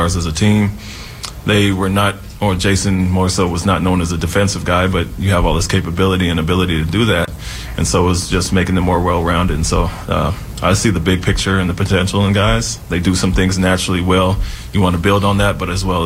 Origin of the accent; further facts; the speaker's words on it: Portland, Oregon, United States; I'm from Portland